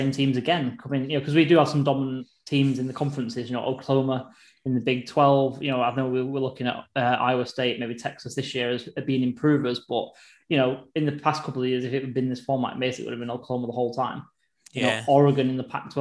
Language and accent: English; United Kingdom; as four British people